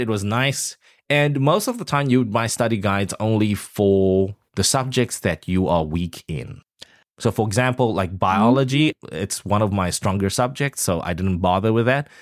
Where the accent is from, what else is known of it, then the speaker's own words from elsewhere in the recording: Taichung, Taiwan; I come from a third world country. I mean, Taichung